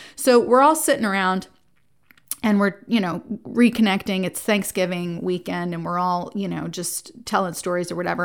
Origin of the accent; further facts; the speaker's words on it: Jersey Shore, New Jersey, United States; I was raised in New Jersey. I grew up on the Jersey Shore